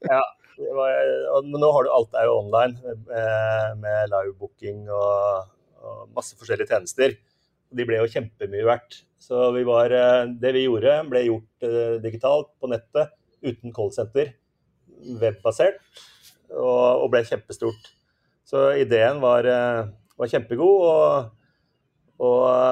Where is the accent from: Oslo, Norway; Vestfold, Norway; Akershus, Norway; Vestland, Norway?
Akershus, Norway; Asker; Når vi vokste opp i Asker